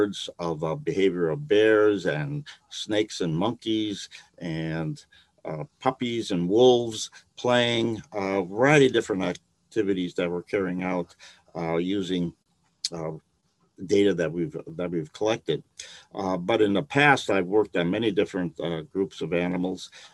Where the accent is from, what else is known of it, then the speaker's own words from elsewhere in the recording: Milwaukee, Wisconsin, United States; moved away as an adult; also born or lived in Chicago, United States; now in Tennessee, United States; I grew up in Milwaukee, Wisconsin